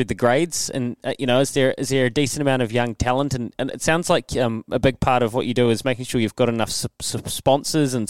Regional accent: Leithfield, Canterbury, New Zealand; I remember growing up. I'm from Leithfield and went to Rangiora High School

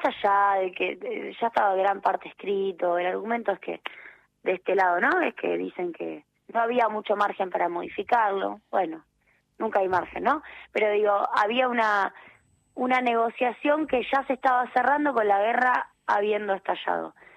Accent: Argentina; como argentinos

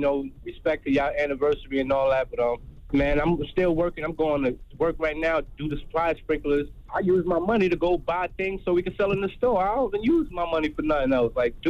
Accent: Harlem, New York, United States; now in North Carolina, United States; I'm originally from Harlem, and I moved down to North Carolina like a year and a half ago.

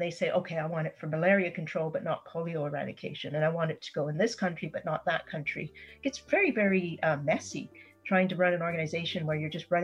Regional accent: Canada; as a Canadian citizen

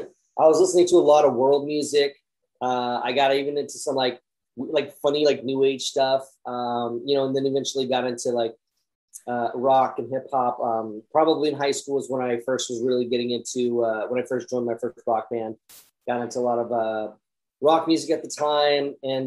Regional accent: Vacaville, California, United States; I pretty much been up and down the West Coast my whole life, but I grew up in a town called Vacaville, California.

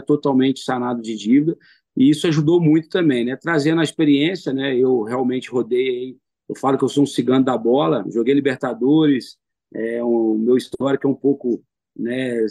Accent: São João del-Rei, Minas Gerais, Brazil; Eu sou são joanense, sou, sou nascido em São João

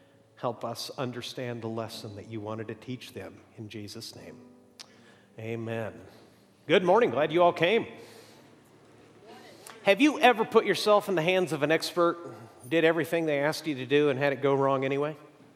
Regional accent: Mexico; I grew up in Mexico, and I always went to the local schools, except for one year, I was in a school set up by American missionaries for the children of missionaries.

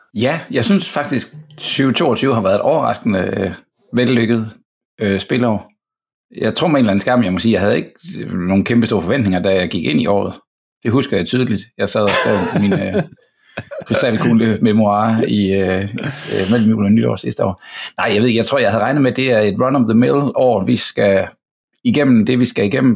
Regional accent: Fredericia, Southern Denmark, Denmark; now in Copenhagen, Denmark; jeg er fra Fredericia og bor i København nu

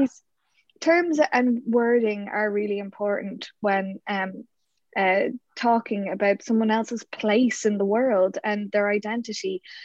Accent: Ireland; we're Irish

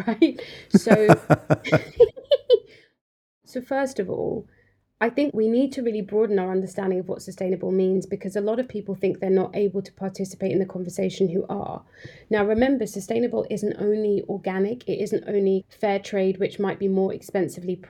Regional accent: Cambridge, East of England, United Kingdom; I grew up in Cambridge, and to be honest, when I grew up in Cambridge, we had a high street

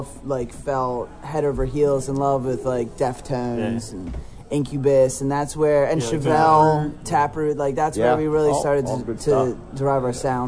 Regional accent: Trenton, New Jersey, United States; I was born in Trenton.

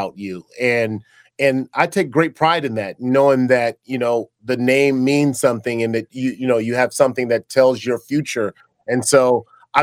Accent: Los Angeles, California, United States; I grew up here in LA. I'm in Los Angeles.

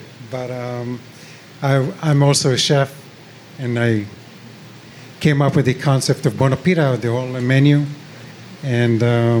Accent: close to Tel Aviv, Tel Aviv District, Israel; moved away as an adult; also born or lived in Jerusalem; now in Boston, United States; I was born in Jerusalem, grew up close to Tel Aviv, and got here when I was 28. So I can't say most of my life because I'm 46 now.

